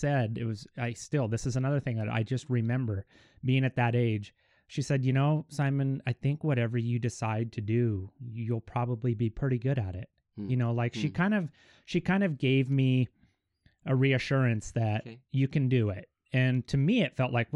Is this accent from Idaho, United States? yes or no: yes; Kellogg, Idaho, United States; Born and raised in good old Kellogg